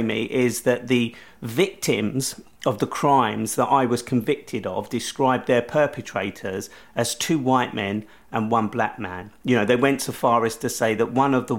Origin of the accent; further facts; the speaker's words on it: London, United Kingdom; at the age of 20, as a Londoner